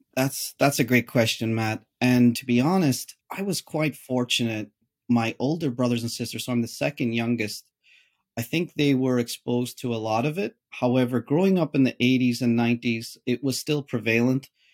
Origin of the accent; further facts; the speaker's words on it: Derry, Northern Ireland, United Kingdom; moved away; as a child, I grew up in the Protestant area, which is the British area. Interestingly, Derry City is split